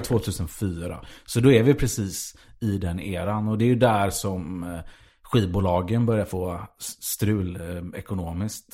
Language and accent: Swedish; Gothenburg, Västra Götaland, Sweden; för mig som var göteborgare